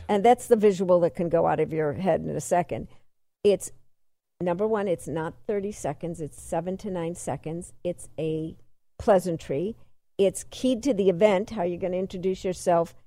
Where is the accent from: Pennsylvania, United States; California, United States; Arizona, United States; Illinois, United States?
Illinois, United States; Chicago; I'm from Chicago